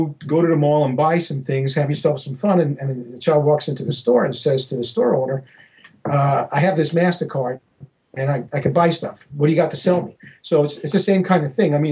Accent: New York City, New York, United States; when I was growing up in New York City in the 1960s

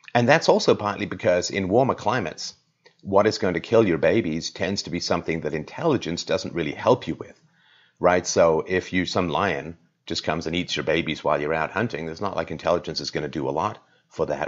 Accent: England, United Kingdom; I grew up in England

